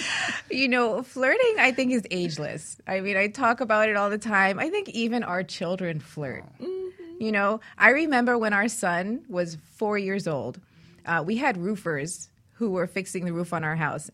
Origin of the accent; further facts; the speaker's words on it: New York City, New York, United States; I grew up in New York City